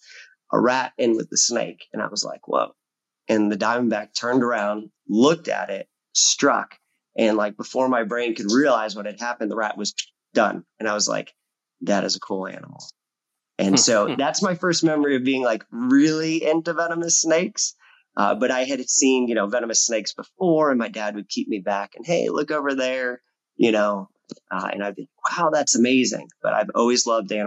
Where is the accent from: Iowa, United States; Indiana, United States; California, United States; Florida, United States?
Florida, United States; as a little kid growing up in Florida, I've been here my whole life, except for 9 months.